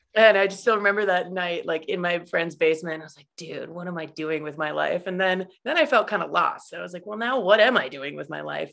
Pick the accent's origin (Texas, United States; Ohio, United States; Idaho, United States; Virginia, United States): Idaho, United States; moved away as an adult; also born or lived in Utah; growing up in Idaho